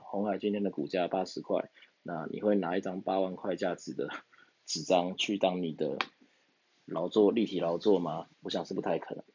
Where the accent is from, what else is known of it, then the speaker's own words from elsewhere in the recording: Taiwan; 就好像我们台湾人要去澳洲打工度假，